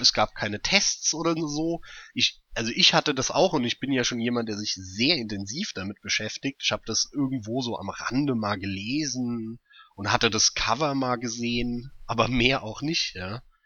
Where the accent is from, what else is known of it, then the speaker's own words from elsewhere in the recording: Germany; hier bei uns in Deutschland